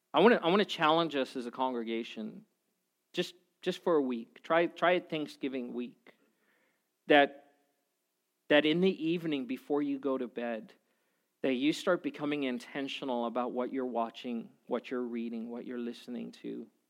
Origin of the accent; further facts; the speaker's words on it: South Africa; I'm from South Africa, which is right by Zimbabwe